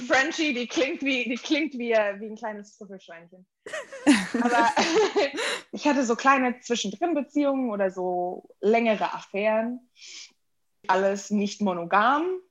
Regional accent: Germany; also born or lived in United States; So meine Kindheit war komplett deutsch. Ich bin hier aufgewachsen

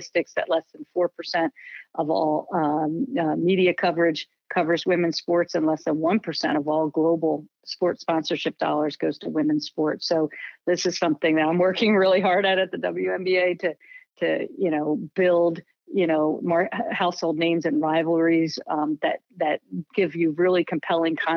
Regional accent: Philadelphia, Pennsylvania, United States; I was from the Philadelphia area

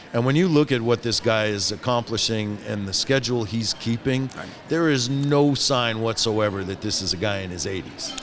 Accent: Detroit, Michigan, United States; I grew up in Detroit, right downtown, four blocks from Motown

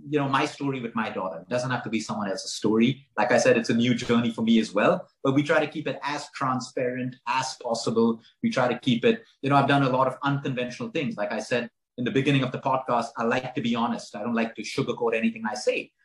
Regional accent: Goa, India; as a teenager, I grew up in Goa, and Goa at that point was a hippie time

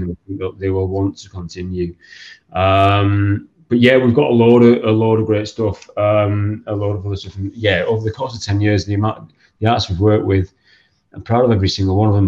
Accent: Stockton-on-Tees, North East England, United Kingdom; growing up in Stockton.

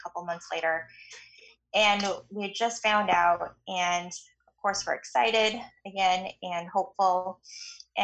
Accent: Canada; moved away; I'm Canadian, so my family's in Canada, and so I was, you know, anticipating that I would go home

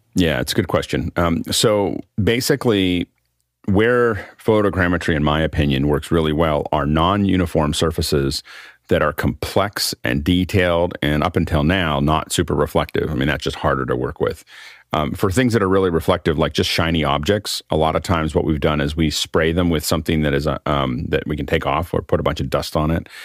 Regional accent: Freeport, Pennsylvania, United States; Freeport, Pennsylvania, my, my hometown

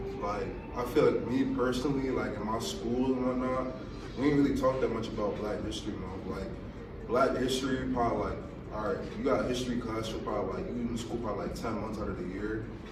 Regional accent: Blackwood, New Jersey, United States; I'm from Blackwood, New Jersey.

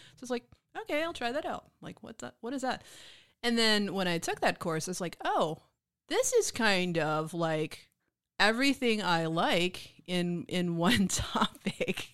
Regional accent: Mississippi, United States; moved away as an adult; also born or lived in Memphis, Tennessee; now in Austin, United States; growing up in Mississippi, I went to Memphis a lot

